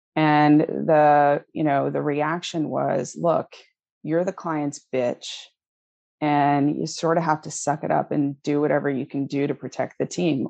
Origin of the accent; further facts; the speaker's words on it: Connecticut, United States; moved away as an adult; also born or lived in Washington, D.C.; I grew up in Connecticut.